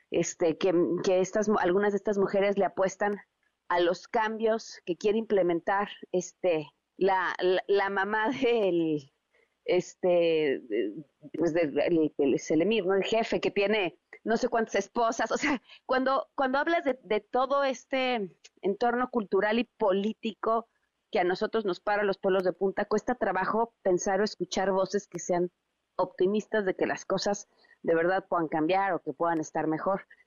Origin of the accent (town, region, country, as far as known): Mexico